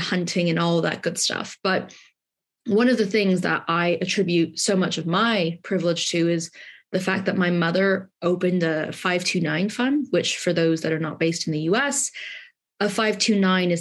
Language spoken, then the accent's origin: English; California, United States; moved away as an adult; also born or lived in Southeast London; now in London, United Kingdom; I grew up in California.